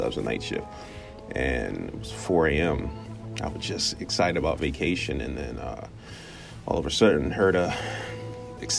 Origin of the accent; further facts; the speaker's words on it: Chester, Pennsylvania, United States; also born or lived in Mississippi; Born in Mississippi. I grew up in Chester, Pennsylvania